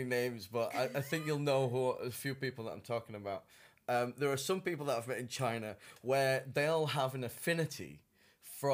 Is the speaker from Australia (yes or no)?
yes; Australia; from Australia.